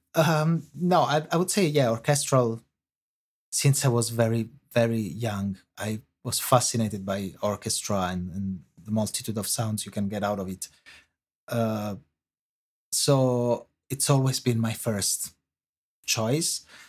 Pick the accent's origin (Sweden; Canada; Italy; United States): Italy; accent: Italian; English is a second language; moved away as an adult; now in London, United Kingdom; you can hear from my accent, um, I, I am Italian